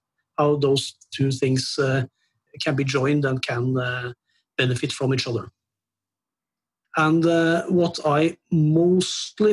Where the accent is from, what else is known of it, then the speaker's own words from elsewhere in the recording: Norway; I'm from Norway and I'm 47 years old